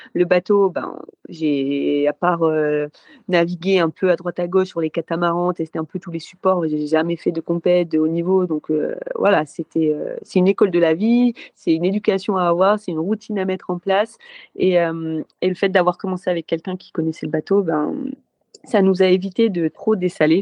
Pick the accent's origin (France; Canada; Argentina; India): France; Lille, Hauts-de-France; moved away as an adult; now in Marseille, France; moi, je suis lilloise d'origine. Donc pour les fêtes de Noël, je rentre dans le nord pour aller voir la famille